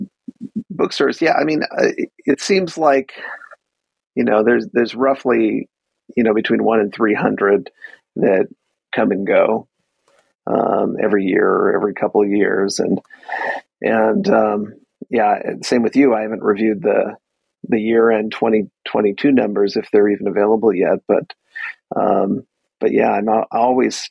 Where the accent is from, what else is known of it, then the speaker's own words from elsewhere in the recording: Minneapolis, Minnesota, United States; now in Los Angeles, United States; I grew up in Minneapolis